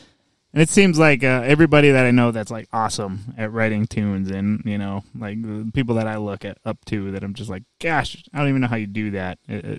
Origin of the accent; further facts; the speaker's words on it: Gilbert, Arizona, United States; We grew up in Gilbert, which isn't too far away